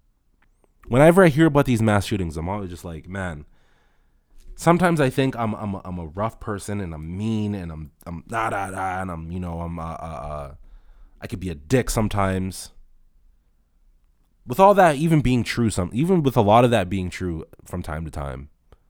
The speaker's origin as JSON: {"language": "English", "town": "Toronto", "region": "Ontario", "country": "Canada", "tie": "born or raised there", "said": "I come from Rexdale, a place that's warm only if you're from there, only if you live there"}